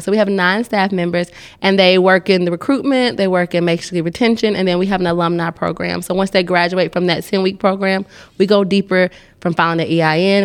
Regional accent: Atlanta, Georgia, United States; now in Nashville, United States; I'm from Atlanta

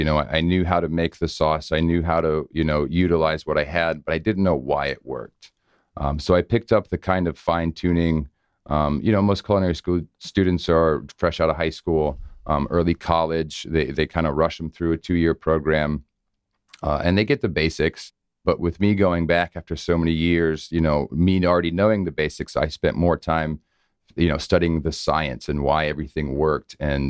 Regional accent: Ohio, United States; also born or lived in Northern Virginia / South Carolina; But we grew up in Ohio, traveled around a lot, lived in Northern Virginia, South Carolina

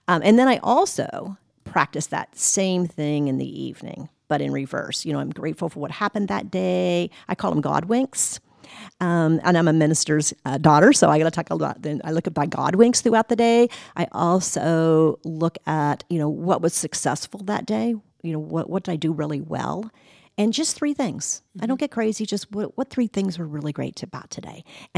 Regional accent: Ohio, United States; also born or lived in West Virginia; So a lot of my time, I grew up in Ohio in the Midwest.

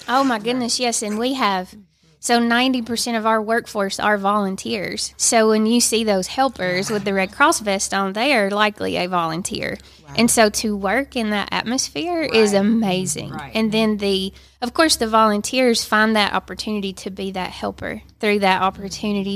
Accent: Dalton, Georgia, United States; I live in Dalton, born and raised. I live two miles from where I was born

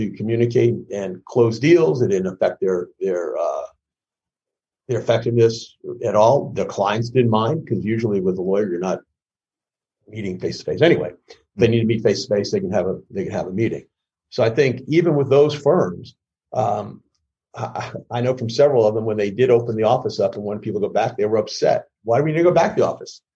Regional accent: New York City, New York, United States; I grew up in the Bronx

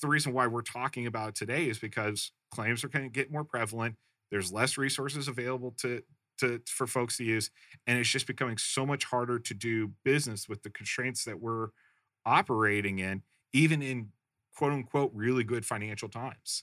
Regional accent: Midwest, United States; I grew up in the Midwest

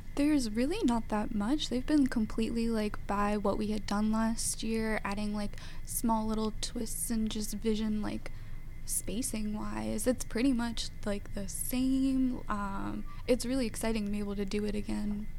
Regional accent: Georgia, United States; also born or lived in New Jersey / Cincinnati, Ohio / North Carolina; we moved down to Georgia when I was ten

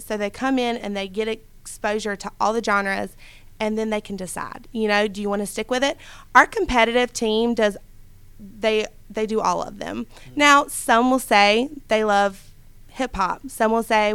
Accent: South Georgia, United States; moved away; also born or lived in Metter, Georgia; I'm from South Georgia, if you can't tell from my accent.

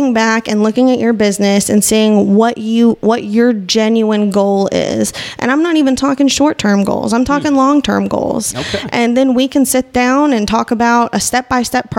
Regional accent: Northwest Arkansas, United States; moved away as an adult; also born or lived in Kansas / Texas; I've been born and raised in Northwest Arkansas

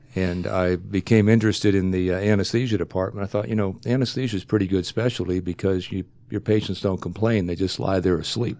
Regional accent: Ohio, United States; moved away as an adult; I grew up in Ohio, went to medical school in Ohio

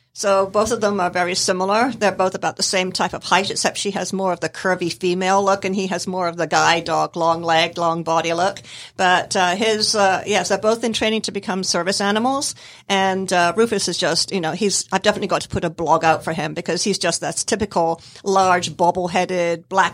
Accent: Scotland, United Kingdom; born there; now in United States; I was born in Scotland in the United Kingdom.

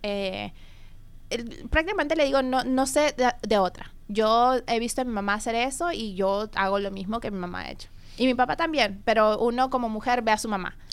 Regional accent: Peru; yo soy eh, peruana

